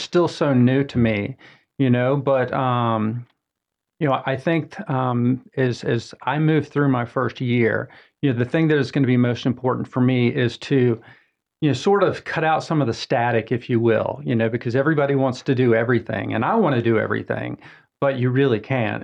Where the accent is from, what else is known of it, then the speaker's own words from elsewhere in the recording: Atlanta, Georgia, United States; moved away as an adult; also born or lived in Augusta, Georgia; now in Mooresville, United States; I'm originally from Atlanta, Georgia